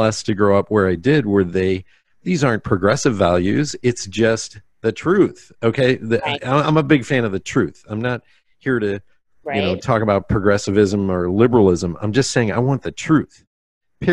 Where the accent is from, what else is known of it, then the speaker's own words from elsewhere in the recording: Pennsylvania, United States; I grew up in a public school system, and God bless them in Pennsylvania